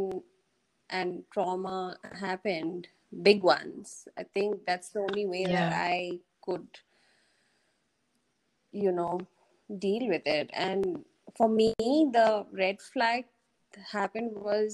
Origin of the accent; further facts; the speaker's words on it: Bhutan; I grew up in Bhutan